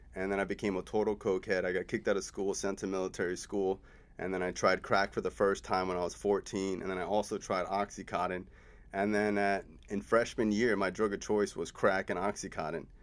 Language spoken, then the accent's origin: English; South Florida, United States; also born or lived in Cooper City, Florida / Davie, Florida; I'm born and raised in South Florida